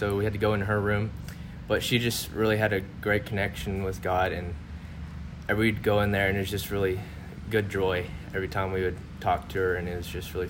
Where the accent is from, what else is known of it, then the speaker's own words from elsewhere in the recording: Siloam Springs, Arkansas, United States; I'm from Siloam Springs, Arkansas